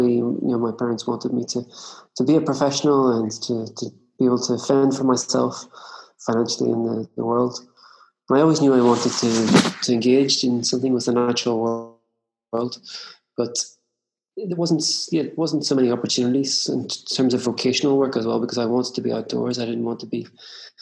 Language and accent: English; Northern Ireland, United Kingdom; I grew up in Ireland. In the north of Ireland and just on the edge of town in suburbia.